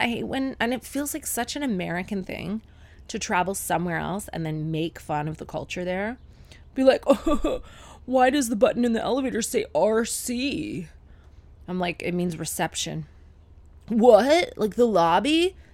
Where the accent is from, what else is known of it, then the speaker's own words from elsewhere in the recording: Sarnia, Ontario, Canada; my hometown Sarnia girlfriends